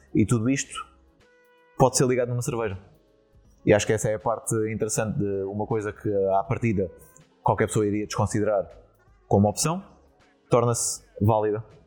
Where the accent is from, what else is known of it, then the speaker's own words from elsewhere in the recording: Setúbal, Portugal; moved away as an adult; now in Netherlands; da, da minha terra uh, eh, setubalense